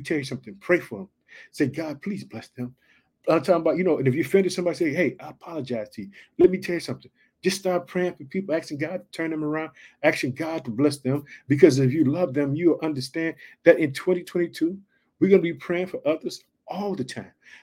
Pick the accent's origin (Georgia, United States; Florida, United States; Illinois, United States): Illinois, United States; Illinois, which is my home state